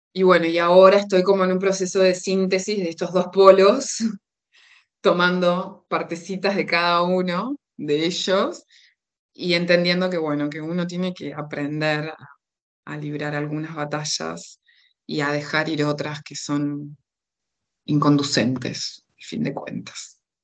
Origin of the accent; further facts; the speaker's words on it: Uruguay; accent: Uruguayan; moved away as an adult; also born or lived in Buenos Aires, Argentina; now in Tenerife, Spain; crecí en Uruguay, me fui, eh, mi familia se fue cuando yo tenía dos años y medio, así que eh, me crié en Uruguay